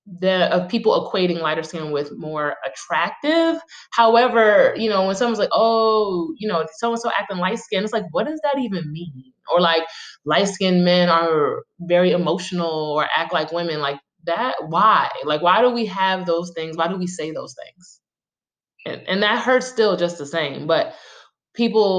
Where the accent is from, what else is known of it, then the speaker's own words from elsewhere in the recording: New York City, New York, United States; I'm from Brooklyn